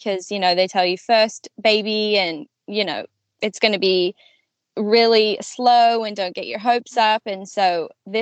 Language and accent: English; Australia; moved away as an adult; also born or lived in New Zealand; now in United States; I grew up in Australia. I was born in New Zealand.